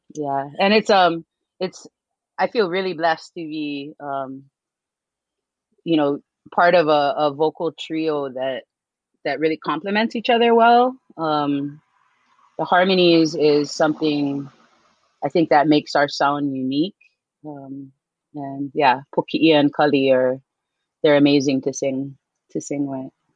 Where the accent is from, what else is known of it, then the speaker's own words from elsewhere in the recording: Kaneohe, Hawaii, United States; also born or lived in Palolo, Oahu; I am from Kaneohe. I'm currently living in Palolo